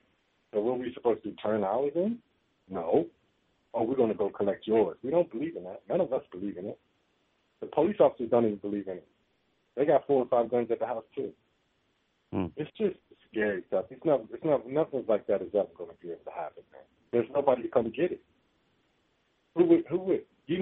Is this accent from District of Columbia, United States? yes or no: yes; Washington, District of Columbia, United States; now in San Diego, United States; I live in San Diego now. I'm from Washington, D.C.